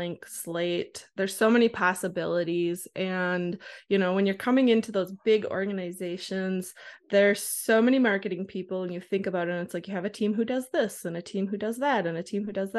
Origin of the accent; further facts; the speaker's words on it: Wisconsin, United States; now in Minnesota, United States; I grew up in Wisconsin